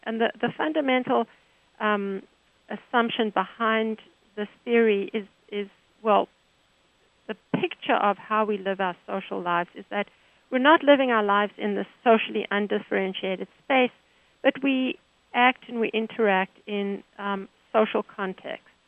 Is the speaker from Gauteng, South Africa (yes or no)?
yes; Johannesburg, Gauteng, South Africa; now in United States; I'm from South Africa, Johannesburg